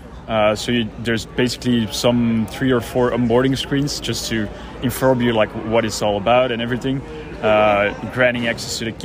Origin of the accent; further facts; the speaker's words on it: Belgium; now in New York, United States; So I'm originally from Belgium, but living now in New York.